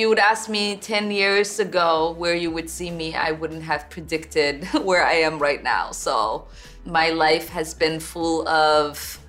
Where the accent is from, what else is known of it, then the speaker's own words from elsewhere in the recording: Minnesota, United States; Well, I'm Minnesotan, so … is one of, you know, my favorites.